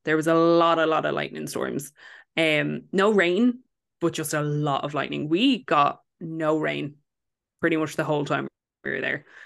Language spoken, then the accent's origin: English; Ireland; we're from Ireland